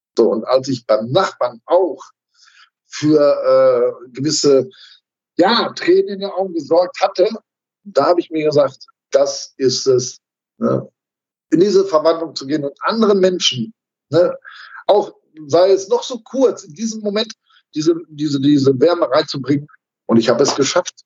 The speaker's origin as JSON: {"language": "German", "town": "Dorsten", "region": "North Rhine-Westphalia", "country": "Germany", "tie": "born or raised there", "said": "in meinem Heimatort in Dorsten"}